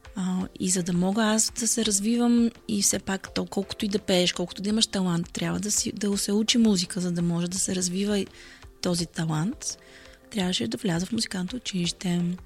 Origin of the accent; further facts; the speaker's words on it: Burgas, Burgas Province, Bulgaria; идвам от Бургас